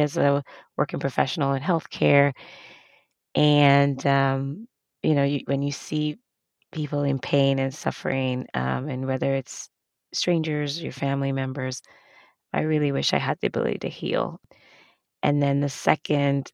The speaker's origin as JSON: {"language": "English", "country": "Nigeria", "tie": "born or raised there", "moved": "yes", "said": "I grew up in Africa, Nigeria specifically"}